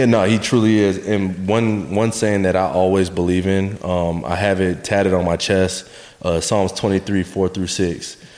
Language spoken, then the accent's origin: English; New Smyrna Beach, Florida, United States; we moved south, uh, 15 minutes south to New Smyrna Beach uh, Florida